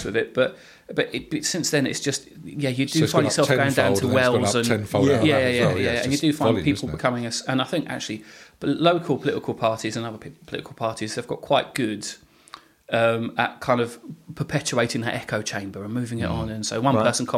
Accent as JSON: {"language": "English", "town": "Hadley", "country": "United Kingdom", "tie": "born or raised there", "said": "I grew up in the Salvation Army at Hadley, which was a lovely place to grow up"}